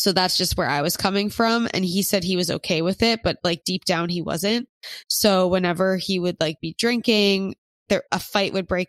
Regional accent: Philadelphia, Pennsylvania, United States; But I don't really know anyone from my hometown in Philly that's in one

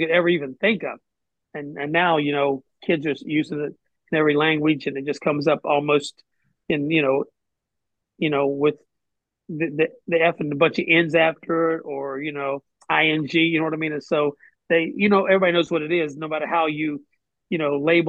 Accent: West Virginia, United States; moved away as an adult; my love for my home state

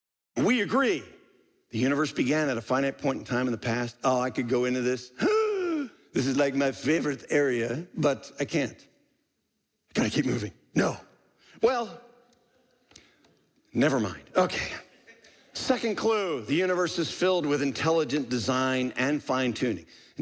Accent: Sweden; I'm 21 years old, and in all my years growing up in Sweden, I never met a person who believed in God.

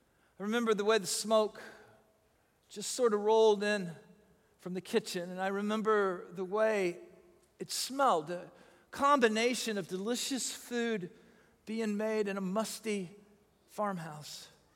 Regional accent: Illinois, United States; born there; also born or lived in Buffalo / East Tennessee / Fort Worth / San Antonio; I was born near Chicago, and then we moved to Buffalo, and then we moved to East Tennessee, and then we moved to Fort Worth, and then we moved back to Southern Illinois

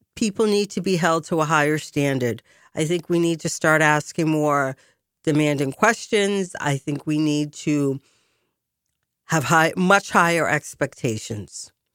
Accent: Boston, Massachusetts, United States; also born or lived in France; my hometown

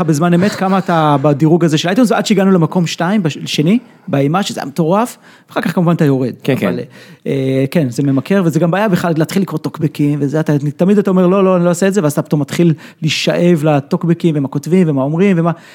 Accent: Israel

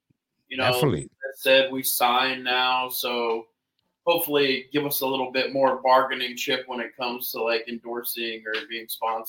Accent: Texas, United States; also born or lived in Louisiana; now in New Orleans, United States; I grew up in Texas

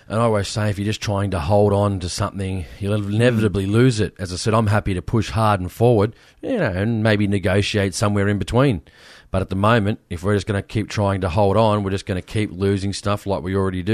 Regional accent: Sydney, New South Wales, Australia; I come from Western Sydney

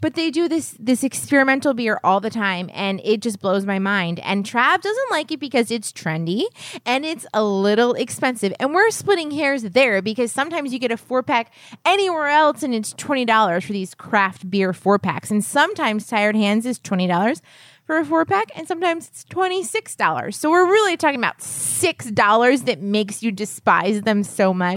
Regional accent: New Hampshire, United States; I was born in New Hampshire.

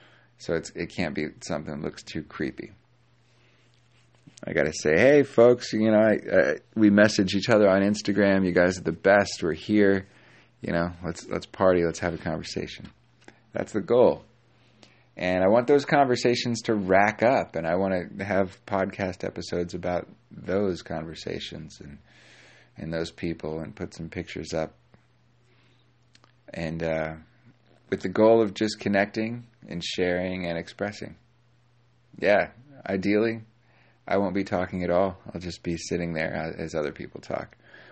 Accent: California, United States; born there; But I'm not. I'm from all over the place. And although I was born in SoCal, so maybe you get your accent when you're born.

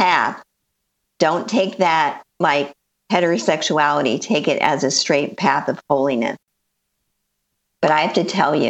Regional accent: Los Angeles, California, United States; moved away as an adult; also born or lived in Northeast Ohio; now in Ohio, United States; I lived there my whole life, born and raised in the San Fernando Valley.

